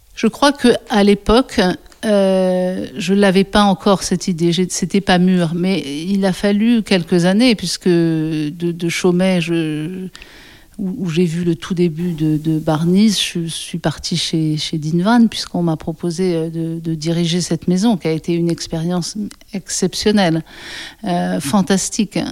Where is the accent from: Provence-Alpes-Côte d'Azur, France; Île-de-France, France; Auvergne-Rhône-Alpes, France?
Auvergne-Rhône-Alpes, France; Ain, near Lyon; also born or lived in Paris; Je suis née à Paris, dans le premier arrondissement, mais on a déménagé assez rapidement. Euh, à côté de Lyon, dans un département qui s'appelle l'Ain, euh, et on habitait euh, une dépendance d'un château dans un petit village de 100 habitants pendant 16 ans.